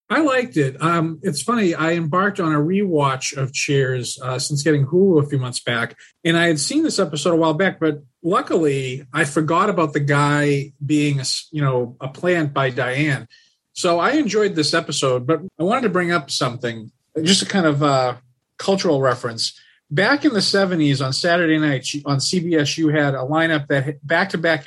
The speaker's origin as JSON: {"language": "English", "town": "Lawrence", "region": "Massachusetts", "country": "United States", "tie": "born or raised there", "said": "I'm from I'm from Massachusetts. I grew up in a city called Lawrence."}